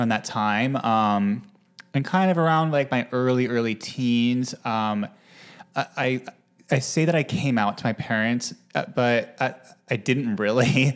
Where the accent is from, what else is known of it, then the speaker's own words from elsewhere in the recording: Utah, United States; also born or lived in Manhattan, New York; now in New York, United States; I'm from Utah originally